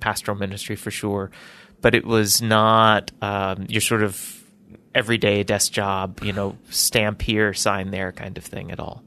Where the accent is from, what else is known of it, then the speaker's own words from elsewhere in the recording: Birmingham, Alabama, United States; I was born in Birmingham, Alabama